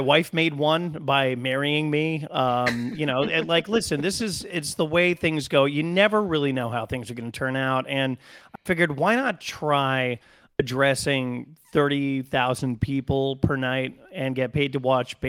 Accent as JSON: {"language": "English", "region": "Connecticut", "country": "United States", "said": "I'm from Connecticut"}